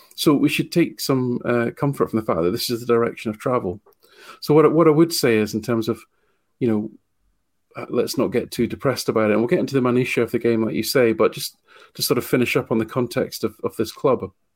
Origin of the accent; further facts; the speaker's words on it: Falkirk, Scotland, United Kingdom; gone back to my hometown, Team of Falkirk